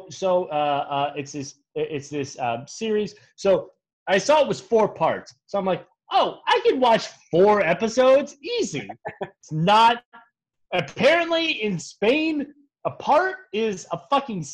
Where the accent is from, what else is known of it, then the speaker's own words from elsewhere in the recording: United States; Me as an American who's been inculcated into a lifetime of servitude to the American capitalist state